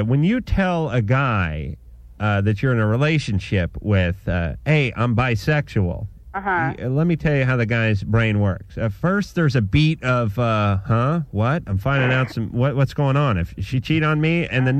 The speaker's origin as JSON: {"language": "English", "region": "New York", "country": "United States", "accent": "New York", "said": "and listen, you know, I'm from New York, so I tell the guy."}